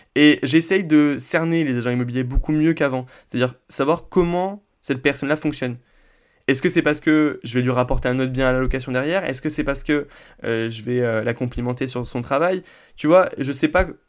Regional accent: Vendargues, Occitania, France; moi je viens de Vendargue, on est euh, juste à côté de Montpellier

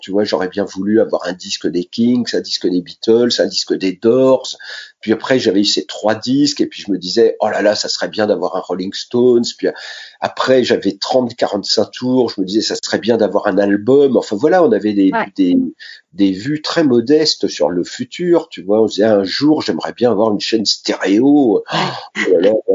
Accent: Sainte-Menehould, Grand Est, France; also born or lived in Châlons-en-Champagne; je suis né dans la Marne, à Sainte-Menou

